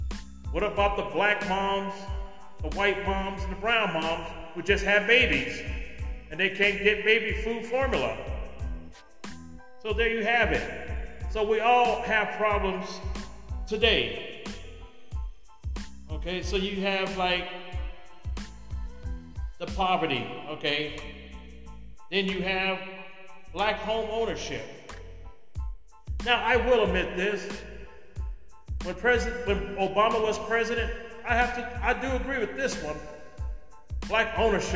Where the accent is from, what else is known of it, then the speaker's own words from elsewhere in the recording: California, United States; moved away; California, right now my home state.